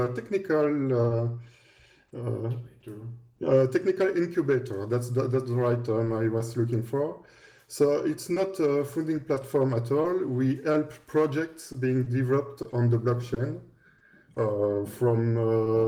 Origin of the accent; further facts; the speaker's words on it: Belgium; English is a second language; I was working for the government here in Belgium, because we're both from Belgium